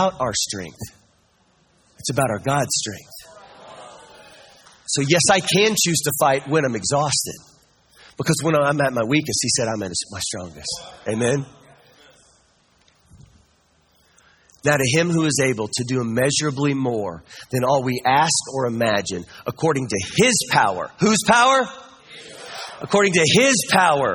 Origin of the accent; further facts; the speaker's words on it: Kansas, United States; I'm from Kansas